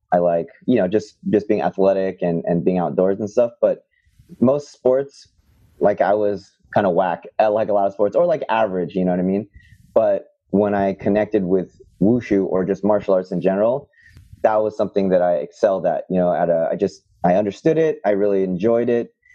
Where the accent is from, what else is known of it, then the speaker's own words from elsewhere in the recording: Bay Area, California, United States; I grew up in the Bay Area in California